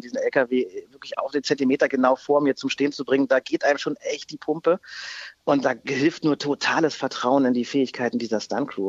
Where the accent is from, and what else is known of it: Berlin, Germany; born or raised there